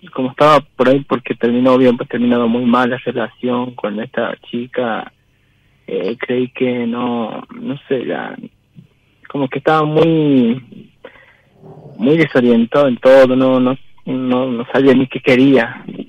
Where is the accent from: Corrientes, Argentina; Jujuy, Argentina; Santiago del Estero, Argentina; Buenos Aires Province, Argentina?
Jujuy, Argentina; moved away as an adult; now in Córdoba, Argentina; yo estoy de Jujuy, pero estoy actualmente residiendo en la provincia de Córdoba